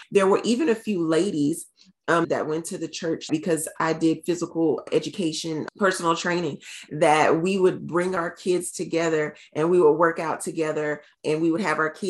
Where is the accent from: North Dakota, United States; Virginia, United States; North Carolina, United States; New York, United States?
North Carolina, United States; I'm from North Carolina originally, but at the time we were living in South Carolina.